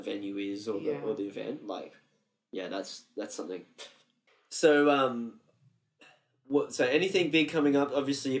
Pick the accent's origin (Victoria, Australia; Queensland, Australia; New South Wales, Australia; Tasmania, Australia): Queensland, Australia; Cairns; moved away; Well, I grew up in Cairns